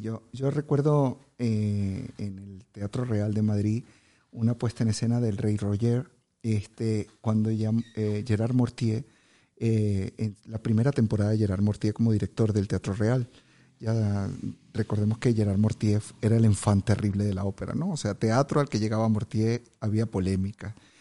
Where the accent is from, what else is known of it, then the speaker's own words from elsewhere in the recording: Venezuela; soy venezolano